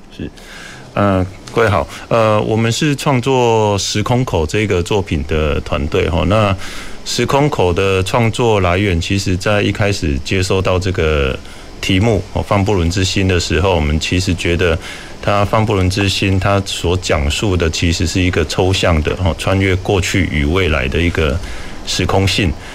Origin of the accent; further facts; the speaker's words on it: Kaohsiung, Taiwan; moved away as an adult; 我也是高雄长大，而且，呃，西子湾啊，其实是我还蛮常从小活动的地带